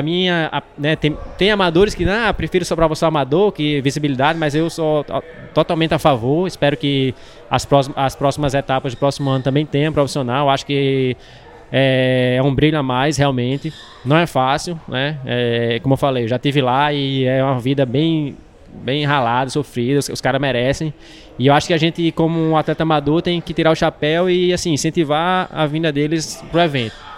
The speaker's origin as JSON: {"language": "Portuguese", "town": "Natal", "region": "Rio Grande do Norte", "country": "Brazil", "said": "sou de Natal, Natal é uma região muito quente."}